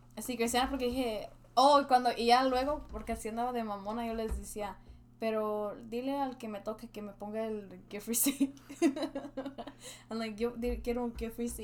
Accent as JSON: {"language": "Spanish", "country": "Mexico", "moved": "yes", "lives_now": "United States", "said": "Como yo soy mexicana"}